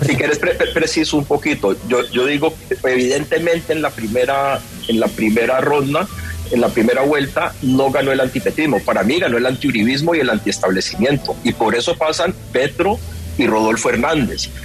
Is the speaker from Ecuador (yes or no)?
no; Cali, Valle del Cauca, Colombia; yo soy de Cali, yo, me, lancé a la alcaldía de Cali